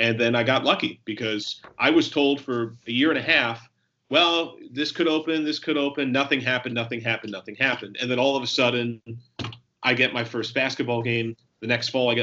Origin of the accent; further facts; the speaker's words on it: New Jersey, United States; also born or lived in New York; I was born in New York, raised in New Jersey.